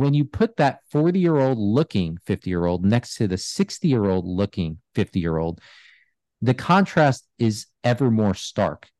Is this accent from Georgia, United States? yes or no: no; New York, United States; I grew up in New York